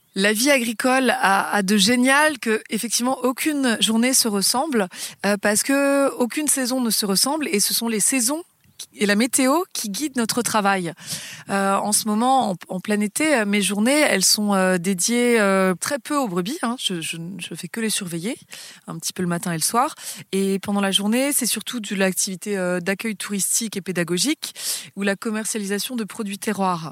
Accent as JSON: {"language": "French", "town": "Paris", "region": "Île-de-France", "country": "France", "tie": "born or raised there", "moved": "yes", "said": "j'ai grandi euh, dans Paris puisque je suis née euh, sur l'île de la Cité"}